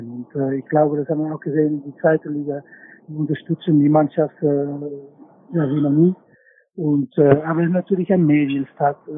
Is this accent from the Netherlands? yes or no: yes; Netherlands; ich bin natürlich aufgewachsen bei Ajax und mit ganz viel Druck und wie eigentlich alle in Holland.